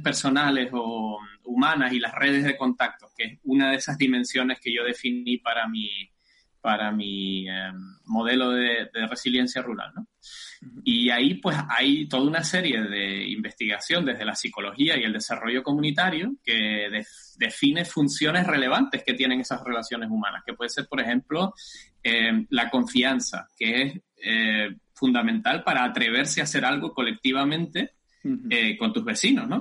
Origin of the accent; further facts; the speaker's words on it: Tacoronte, Canary Islands, Spain; accent: Canarian; moved away as an adult; also born or lived in Göttingen, Germany; now in Germany; Como delata mi acento, espero que me siga delatando, soy canario, soy de Tenerife del norte rural de Tenerife, por supuesto, en los altos del municipio de Tacoronte. Hasta los 22 años viví allí